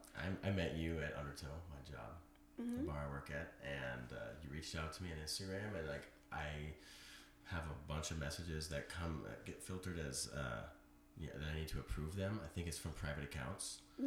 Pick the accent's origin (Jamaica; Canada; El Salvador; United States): United States; Pennsylvania; I'm from Pennsylvania.